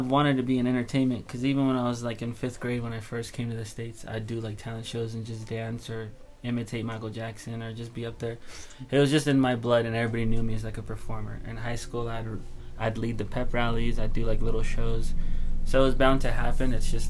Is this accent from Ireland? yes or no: no; Ghana; born there; And where am I from? I was born in Ghana, West Africa, which is like right on the coast.